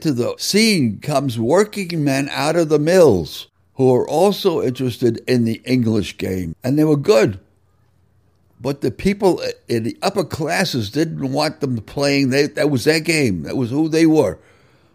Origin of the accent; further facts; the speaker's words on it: New York City, New York, United States; moved away as an adult; also born or lived in Worcester / Philippines; I grew up in New York City